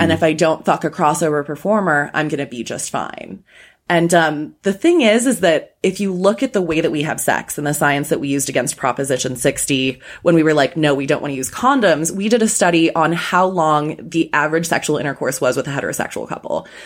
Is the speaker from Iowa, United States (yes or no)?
no; Chicago, Illinois, United States; moved away as an adult; now in Los Angeles, United States; still a Chicagoan. I'm still a Chicagoan.